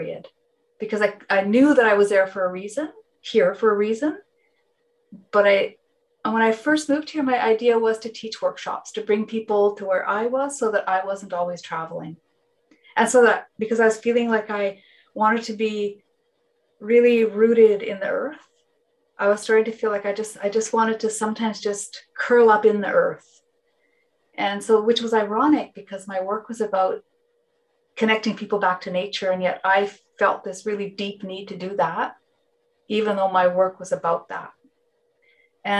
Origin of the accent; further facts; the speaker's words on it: West Coast, near Salt Spring Island, British Columbia, Canada; first language Finnish; English is a second language; also born or lived in North Vancouver; I grew up on the West Coast, I grew up not very far from here.